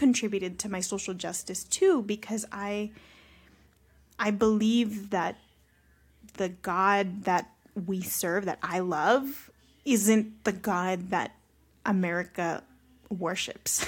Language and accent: English; Carson, California, United States; also born or lived in Long Beach; I'm just from Long Beach